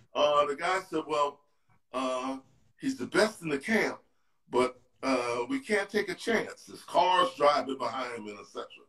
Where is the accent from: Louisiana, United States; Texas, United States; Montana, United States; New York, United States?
New York, United States; New York City; I was from 129th Street